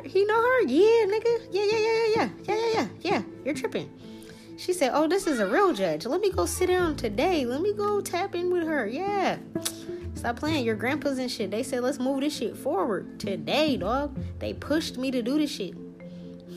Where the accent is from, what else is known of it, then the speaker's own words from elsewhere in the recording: New Orleans, Louisiana, United States; My ancestors, I am from New Orleans.